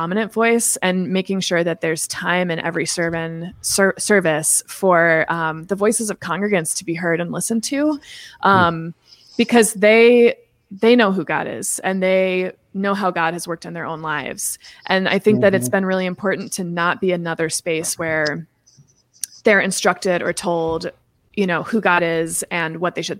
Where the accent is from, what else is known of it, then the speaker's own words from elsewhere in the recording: Seattle, Washington, United States; the Episcopal Cathedral where I was raised in Seattle